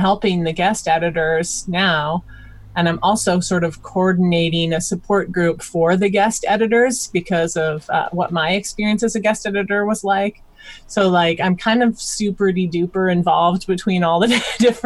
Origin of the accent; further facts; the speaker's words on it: Iowa, United States; I'm from Iowa. I grew up on a Christmas tree farm